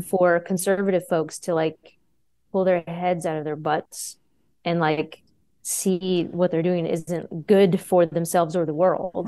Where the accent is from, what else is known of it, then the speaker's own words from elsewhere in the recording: Texas, United States; also born or lived in Austin, Texas; born and raised here in Texas, uh, I've only lived outside of Texas for two years.